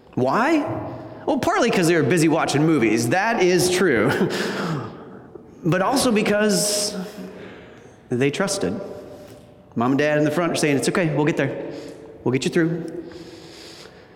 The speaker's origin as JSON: {"language": "English", "region": "Wisconsin", "country": "United States", "tie": "born or raised there", "moved": "as an adult", "lives_now": "Michigan, United States", "said": "I grew up in Wisconsin."}